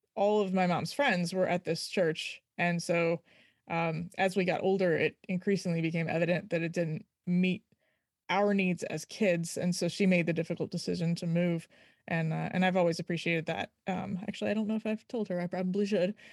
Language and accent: English; Virginia, United States; also born or lived in Florida / Maryland; I grew up in Virginia